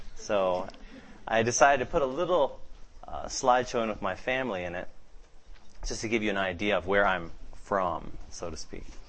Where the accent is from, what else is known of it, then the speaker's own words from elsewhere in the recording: Seattle, Washington, United States; I'm from Seattle